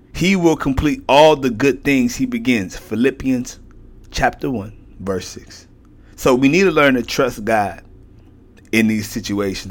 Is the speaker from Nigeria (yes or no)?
no; Houston, Texas, United States; I'm from Houston